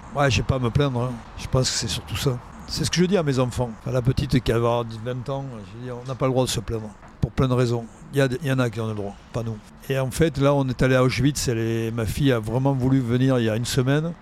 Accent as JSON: {"language": "French", "town": "Cahors", "region": "Occitania", "country": "France", "said": "Je viens de Cahors quand même, hein. je suis foie gras. Euh, les os de canard. Euh, moi, j'ai grandi dans ça."}